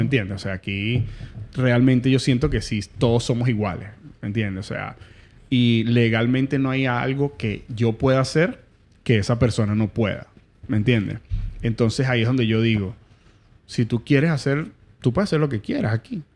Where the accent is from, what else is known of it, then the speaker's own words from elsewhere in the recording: Venezuela; moved away; Nosotros como venezolanos tenemos una, idiosincrasia